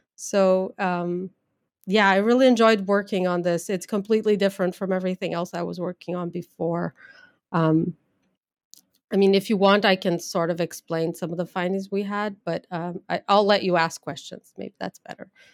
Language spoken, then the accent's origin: English; Brazil; English is a second language; moved away as an adult; also born or lived in São Paulo, Brazil / Leipzig, Germany / Denver, United States; now in Pennsylvania, United States; I grew up in Brazil, went to college there and grad school